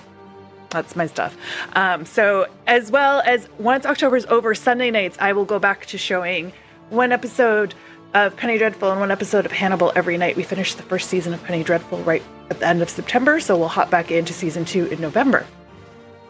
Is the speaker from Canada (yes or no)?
yes; Canada; being Canadian for me